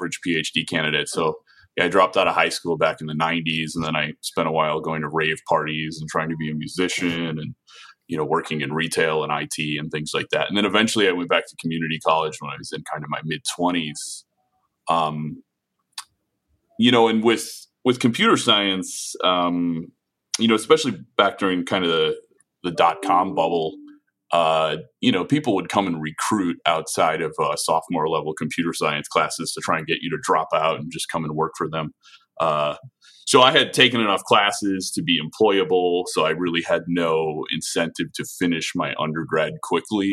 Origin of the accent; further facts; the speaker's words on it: Chicago, Illinois, United States; I'm from Chicago. I have a lot of family here